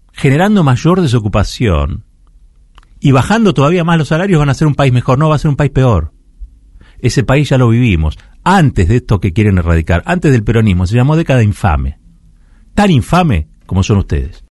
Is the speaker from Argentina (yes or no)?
yes; Argentina; Luchar es lo que nos define como argentinos